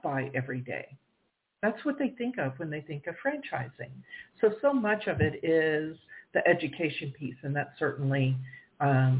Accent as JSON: {"language": "English", "region": "the South", "country": "United States", "said": "I'm from the South"}